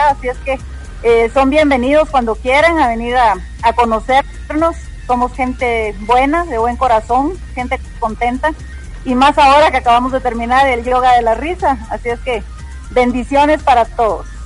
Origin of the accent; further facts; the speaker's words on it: Nicaragua; now in Guatemala; yo soy nicaragüense y les puedo hablar desde algo de lo que yo percibo en ese país.